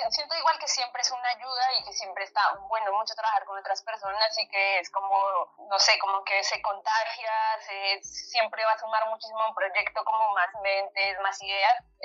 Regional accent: Colombia; moved away as an adult; now in Argentina

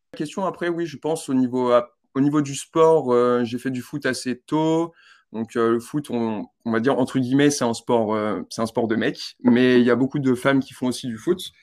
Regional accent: Val-de-Marne, south of Paris, Île-de-France, France; moved away as an adult; now in New Zealand; Je vis dans le 94, du coup, c'est au sud de Paris. J'étais chez mon père avant de partir. Et bah, je suis je suis français

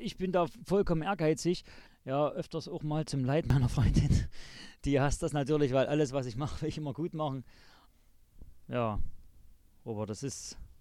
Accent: Zschopau, Saxony, Germany; also born or lived in Chemnitz (Karl-Marx-Stadt); bin aufgewachsen hier in Schopau

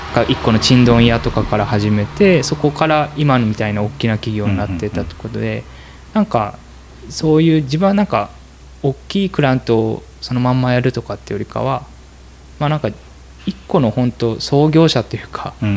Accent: Northern Kanto, Japan; moved away; 僕の地元は旅の町で栄えたんですけど

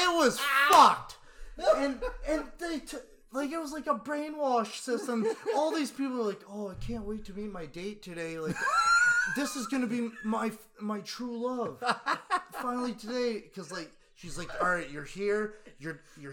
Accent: Windsor, Ontario, Canada; I'm from Windsor, Ontario.

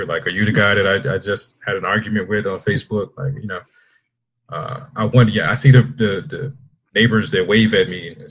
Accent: Washington, District of Columbia, United States; moved away as an adult; now in Austin, United States; I'm originally from Washington, D.C.

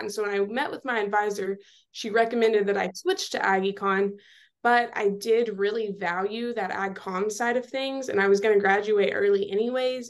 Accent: Seminole, Texas, United States; moved away as an adult; now in College Station, United States; I am from Seminole, Texas

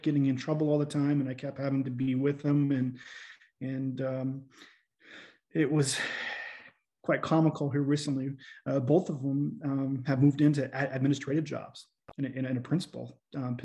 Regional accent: Fort Benton, Montana, United States; also born or lived in Great Falls, Montana / Corvallis, Montana; I grew up in Fort Benton, Montana

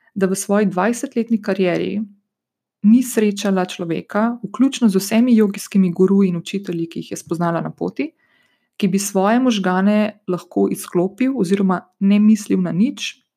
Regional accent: Slovenia; prihajam iz Slovenije

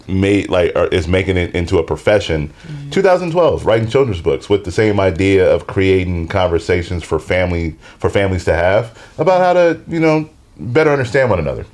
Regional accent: Seattle, Washington, United States; Born and raised in Seattle, Washington.

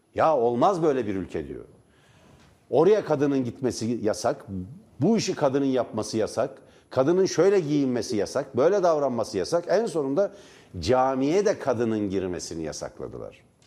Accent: Divriği, Sivas Province, Turkey; Divri'de benim doğduğum kent, benim doğduğum şehir, benim doğduğum bölge

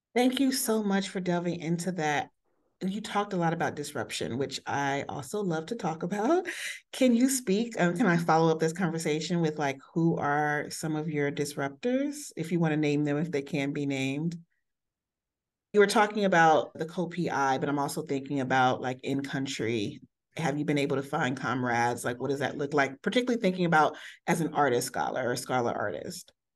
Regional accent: United States; me being from the States

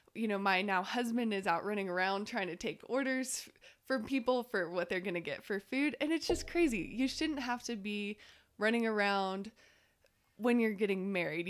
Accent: Waco, Texas, United States; moved away as an adult; now in Lubbock, United States; I'm originally from Waco. I moved here, like a lot of people, to go to tech and fell in love with Lubbock

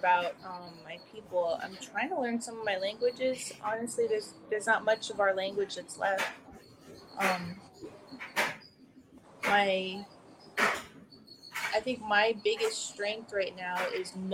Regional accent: Pedro Bay, Alaska, United States; now in Anchorage, United States; I grew up in Pedro Bay in Iliamna, Bristol Bay area.

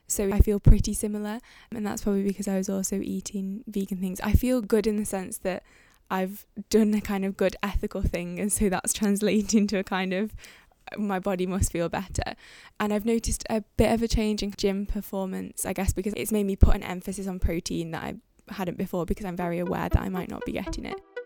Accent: Manchester, North West England, United Kingdom; moved away as an adult; now in Cambridge, United Kingdom; I'm living Cambridge. I'm from Manchester.

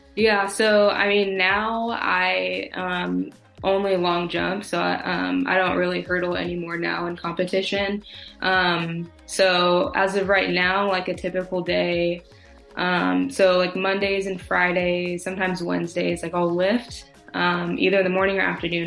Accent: California, United States; also born or lived in Oregon; I am from California, um, born and raised

